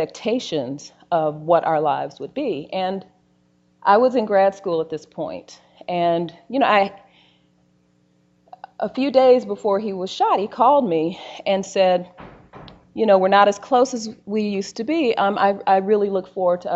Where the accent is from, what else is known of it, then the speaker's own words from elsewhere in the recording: Gary, Indiana, United States; moved away as an adult; my brother, Daryl, who I grew up in Gary, Indiana